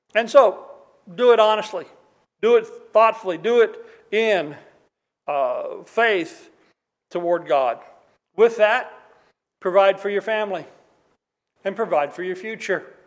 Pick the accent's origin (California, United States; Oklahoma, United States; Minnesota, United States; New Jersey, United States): Oklahoma, United States; moved away; when I was a kid in Oklahoma